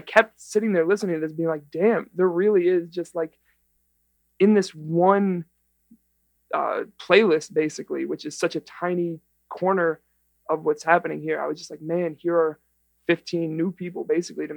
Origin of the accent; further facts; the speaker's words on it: New York City, New York, United States; moved away; I'm a New Yorker